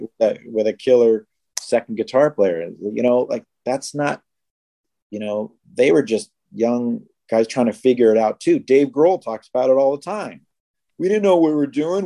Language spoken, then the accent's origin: English; Seattle, Washington, United States; we're all from Seattle and we all knew each other.